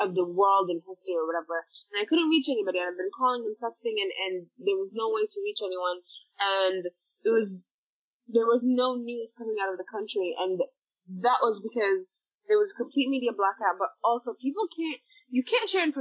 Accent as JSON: {"language": "English", "country": "Sudan", "said": "most Sudanese people, especially the youth of now and people that activists on social media and people just like myself, we don't identify as Arab."}